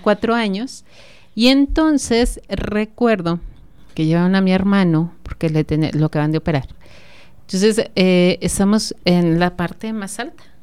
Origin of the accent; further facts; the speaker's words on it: Celaya, Guanajuato, Mexico; los celayenses